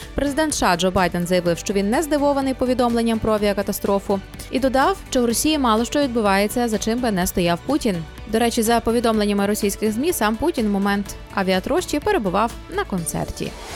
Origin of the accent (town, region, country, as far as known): Ukraine